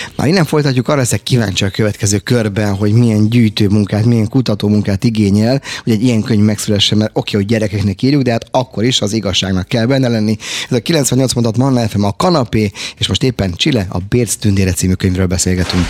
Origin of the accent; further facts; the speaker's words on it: Budapest, Hungary; Én angyalföldi gyerek vagyok